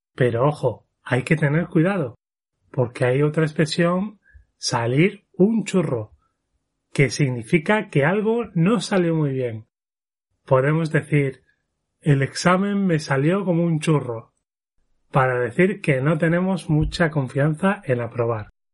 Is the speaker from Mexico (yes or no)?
no; Spain; now in Japan; en mi país tenemos una riqueza culinaria enorme